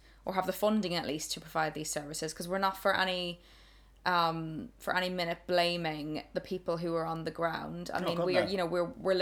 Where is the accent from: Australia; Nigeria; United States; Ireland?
Ireland; now in United Kingdom; I come from Ireland